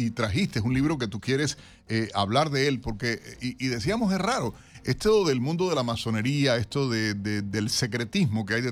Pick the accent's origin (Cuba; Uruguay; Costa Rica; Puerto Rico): Cuba; moved away; yo no tengo pasaporte cubano porque dije no voy a tenerlo. Desde, después que salí de Cuba dije no me interesa tenerlo, no me interesa hacerlo.